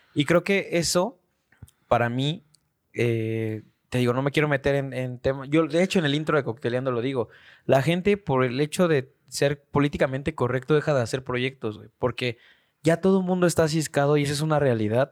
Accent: Mexico; Siempre he recibido educación en México

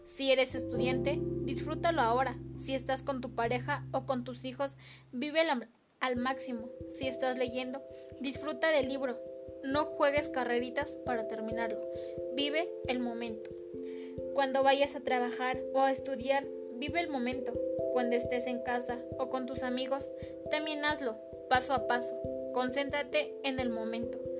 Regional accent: Mexico; Yo soy pobre. Yo soy rico. Así somos los mexicanos.

